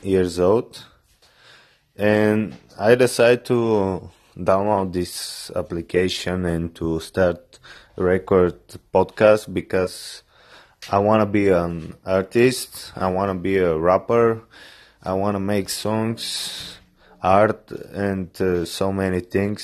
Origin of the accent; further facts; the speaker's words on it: Bulgaria; English is a second language; I'm from Bulgaria.